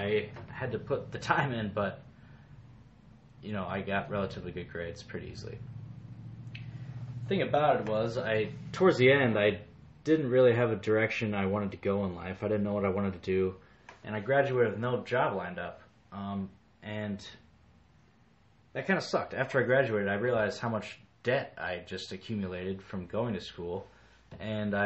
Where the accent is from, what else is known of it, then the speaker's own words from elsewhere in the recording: Davenport, Iowa, United States; moved away as an adult; also born or lived in Colorado; I was born in 1988 in Davenport, Iowa. I grew up loving the outdoors